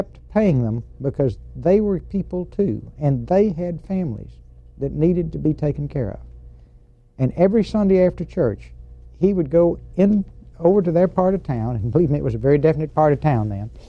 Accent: Texarkana, Texas, United States; Texarkana, Texas five blocks from the Arkansas border. How long did you live there? Uh, from the time I was born until the time I took my first airplane ride to go to the Naval Academy.

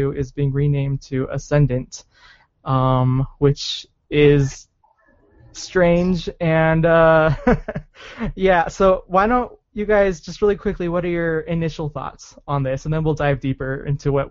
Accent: Arizona, United States; now in Utah, United States; I grew up in Arizona, and I was back home just like a month or so ago

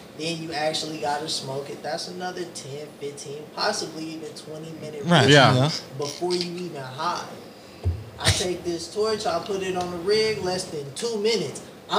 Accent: Las Vegas, Nevada, United States; I'm from Vegas though.

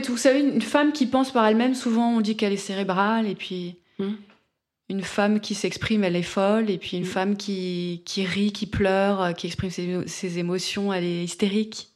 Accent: France; moi je suis française.

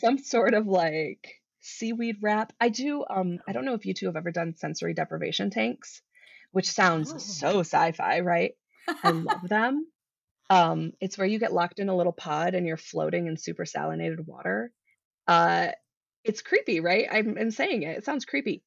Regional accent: Midwest, United States; now in Colorado, United States; I grew up in the Midwest

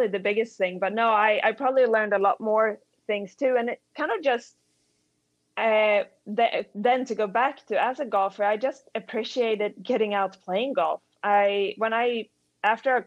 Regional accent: Sweden; moved away; I grew up in Sweden in the winter

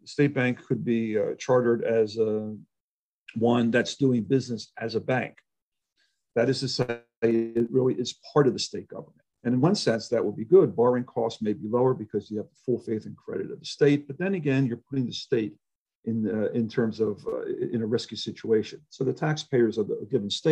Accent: Chicago, Illinois, United States; I'm from Chicago and Illinois, where political interference and corruption is relatively rampant

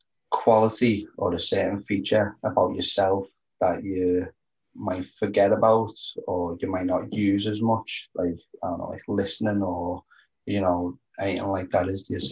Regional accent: Liverpool, North West England, United Kingdom

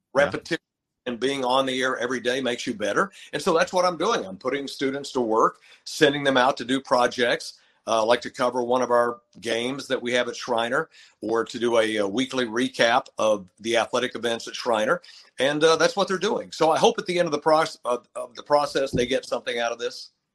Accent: Lubbock, Texas, United States; moved away as an adult; also born or lived in Menomonee Falls, Wisconsin; I'm from Texas. I mean, I grew up here, grew up in Lubbock

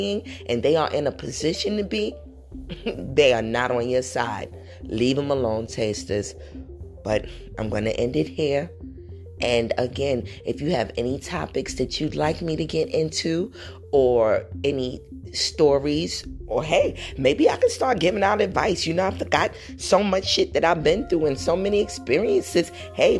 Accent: New York City, New York, United States; growing up in New York City

